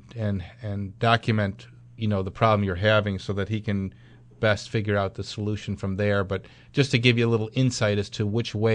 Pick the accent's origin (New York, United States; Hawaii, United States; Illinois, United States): New York, United States; Clarence; my hometown, Clarence, New York